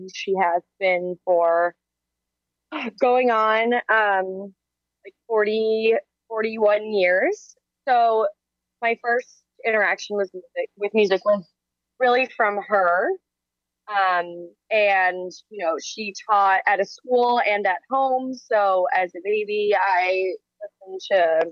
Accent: Chicago suburbs, Illinois, United States; I'm a musician from the Chicago suburbs, currently a musician in downtown Chicago

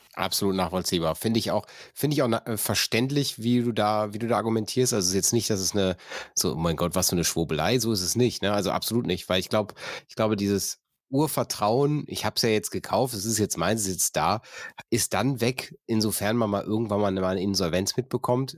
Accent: North Rhine-Westphalia, Germany; ich komme aus dem Niederrhein

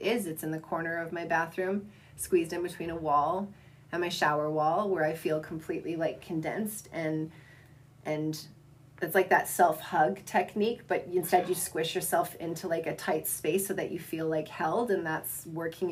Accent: Southern Alberta, Canada; growing up in Southern Alberta

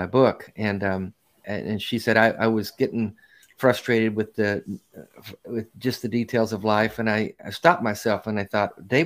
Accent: Nashville, Tennessee, United States; I'm from Nashville, Tennessee

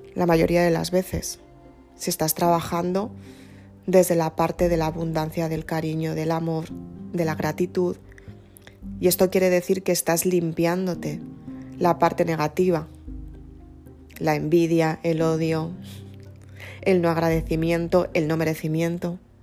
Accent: Madrid, Community of Madrid, Spain; Somos las dos de Madrid

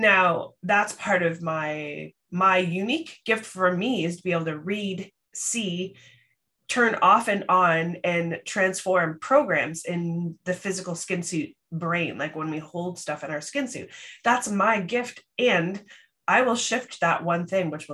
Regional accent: Canada; accent: Canadian; it's my Canadian accent

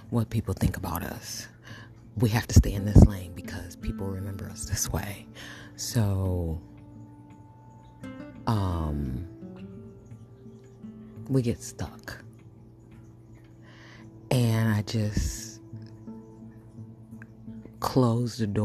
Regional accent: west side of Michigan, United States; I grew up in Michigan, on the west side of Michigan.

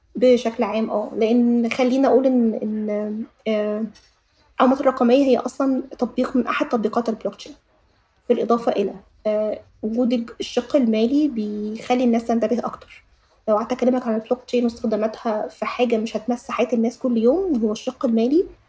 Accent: Egypt; عندنا في مصر

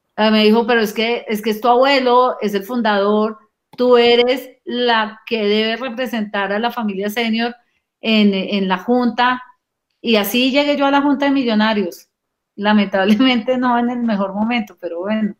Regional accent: Colombian Caribbean coast, Colombia; como buenos costeños

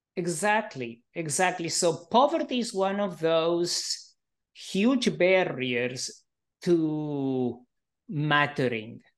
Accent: Argentina; also born or lived in Israel / Canada / Melbourne, Australia; now in United States; I grew up in Argentina under a fascist

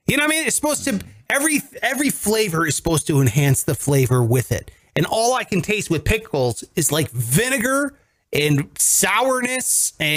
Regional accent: Great Lakes / Rust Belt, United States; I'm a Great Lakes boy, all right? I'm from the Rust Belt.

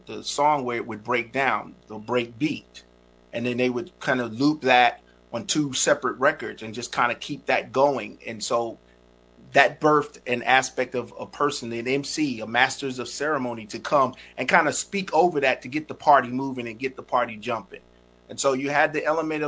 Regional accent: New York City, New York, United States; I'm from the Bronx, New York

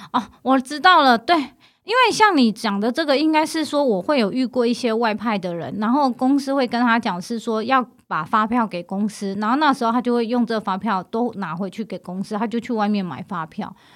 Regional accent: Taiwan; 我们台湾的法规，或者是因为我们从小在这里长大

